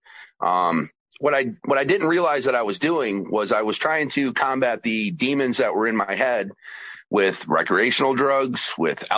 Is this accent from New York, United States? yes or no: yes; New York, United States; also born or lived in Georgia; I then returned to my home state of New York